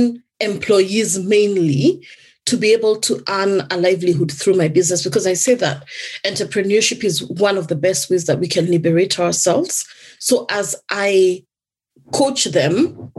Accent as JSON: {"language": "English", "country": "Kenya", "moved": "yes", "lives_now": "United Kingdom", "said": "in my home country, I originally come from Kenya."}